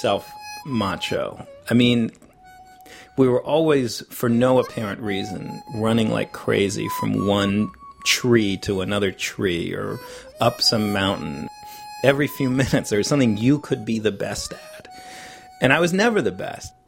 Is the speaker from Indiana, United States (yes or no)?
no; New York City, New York, United States; I was from Greenwich Village. I had been an actor all through my childhood.